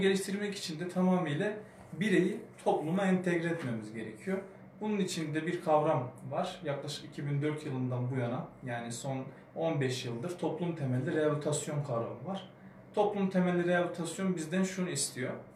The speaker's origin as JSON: {"language": "Turkish", "region": "Kahramanmaraş", "country": "Turkey", "said": "ben de Kahramanmaraşlı olduğum için"}